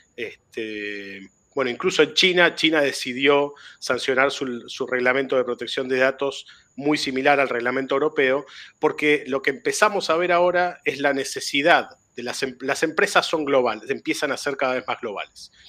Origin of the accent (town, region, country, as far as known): Argentina